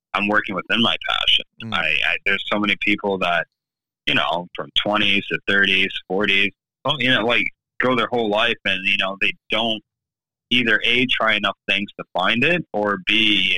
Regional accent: Saginaw, Michigan, United States; I hail from Saginaw, Michigan. I was born and raised there

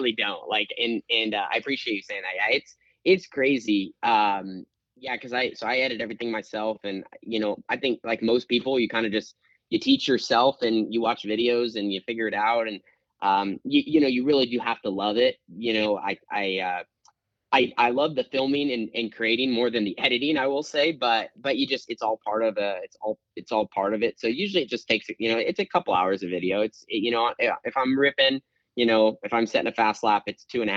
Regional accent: West Coast, United States; I'm from the West Coast

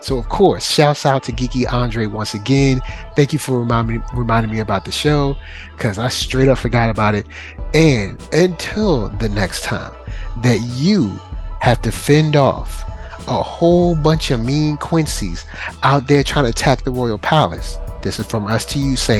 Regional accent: England, United Kingdom; Well, I mean, I'm not Japanese, so I'm going to pronounce it because I'm English.

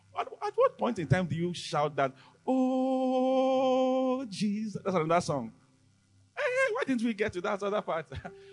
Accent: Lekki, Lagos, Nigeria; Is it because I'm from Lekki?

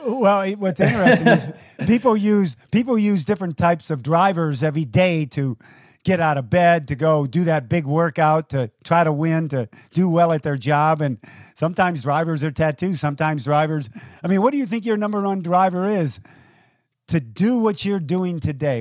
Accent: United States; also born or lived in Toledo, Ohio / Detroit, Michigan; I grew up in Toledo and Detroit

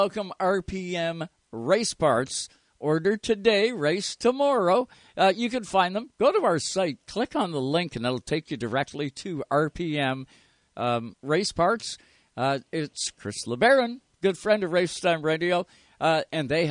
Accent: Canada; we are Canadian up here

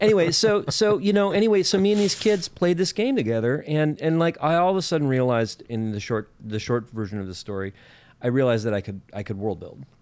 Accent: Minnesota, United States; I'm from Minnesota

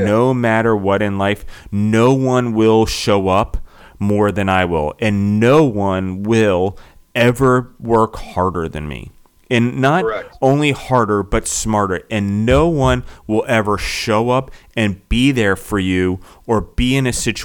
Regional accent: United States; also born or lived in Italy; I'm an American

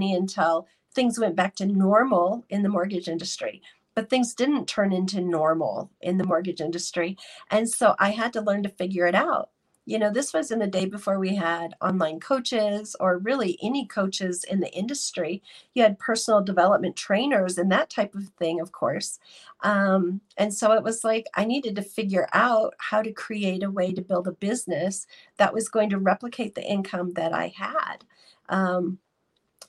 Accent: Denver, Colorado, United States; I am from Denver, Colorado

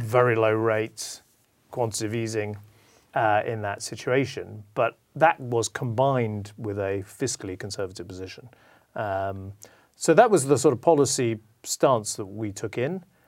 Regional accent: United Kingdom; I'm, I'm British

